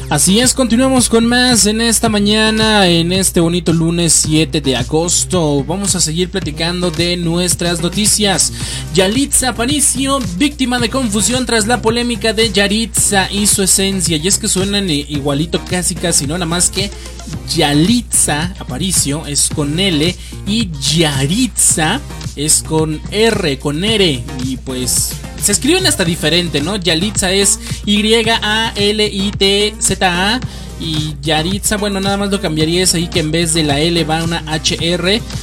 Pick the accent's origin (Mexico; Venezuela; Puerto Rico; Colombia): Mexico; como buenos mexicanos